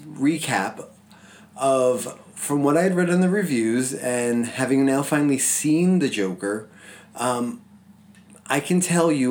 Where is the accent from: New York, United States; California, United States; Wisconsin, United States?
New York, United States; New York City; growing up in the Bronx, you know, where so many of those scenes were shot, you know, like, that's my home. That is my childhood.